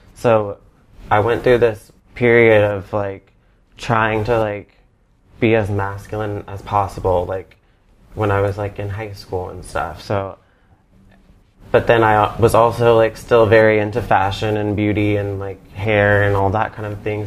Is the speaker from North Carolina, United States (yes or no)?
yes; Charlotte, North Carolina, United States; I'm from Charlotte, North Carolina